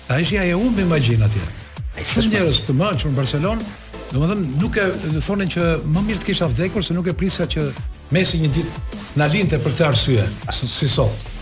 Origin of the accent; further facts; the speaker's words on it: Albania; Po e di ti çfarë efekti i bëri atë napolitan kur i thamë jemi shqiptar